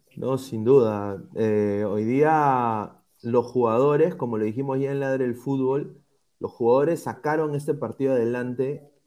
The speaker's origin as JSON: {"language": "Spanish", "country": "Peru", "said": "como peruano"}